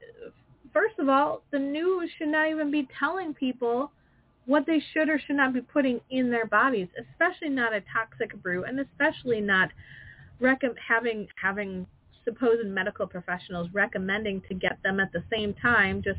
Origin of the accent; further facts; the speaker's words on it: Wisconsin, United States; I'm from Wisconsin